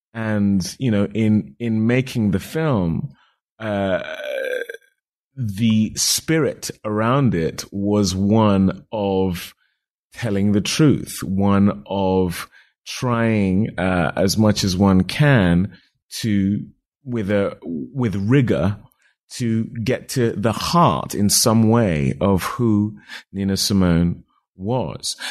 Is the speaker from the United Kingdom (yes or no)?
yes; United Kingdom; I'm a British actor of Nigerian descent